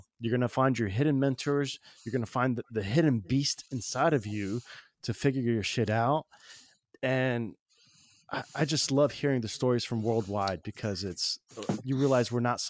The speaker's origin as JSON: {"language": "English", "region": "New York", "country": "United States", "also_born_or_lived": "Indiana", "moved": "yes", "lives_now": "Oregon, United States", "said": "I'm Puerto Rican from New York, then moved to Indiana to Oregon"}